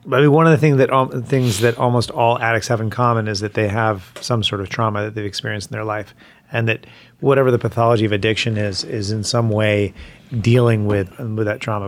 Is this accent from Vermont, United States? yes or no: yes; Vermont, United States; I'm from Vermont